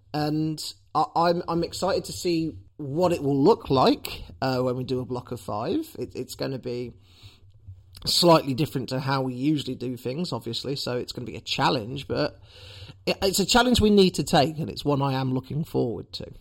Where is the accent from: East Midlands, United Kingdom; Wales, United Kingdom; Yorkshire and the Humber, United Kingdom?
East Midlands, United Kingdom; Leicester; as a citizen of Leicester